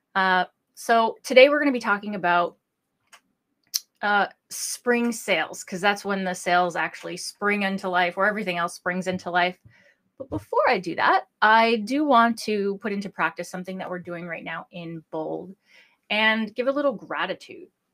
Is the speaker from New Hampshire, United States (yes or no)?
yes; New Hampshire, United States; I'm licensed in my home state of New Hampshire